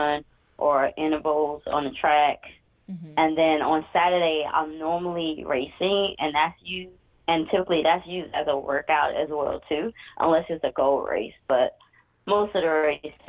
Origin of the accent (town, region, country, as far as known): Atlanta, Georgia, United States; born or raised there